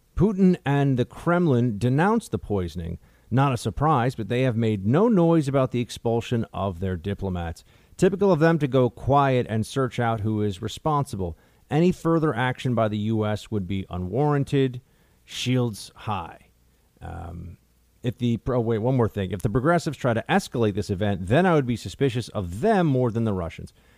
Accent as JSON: {"language": "English", "region": "New York", "country": "United States", "said": "me being a New Yorker"}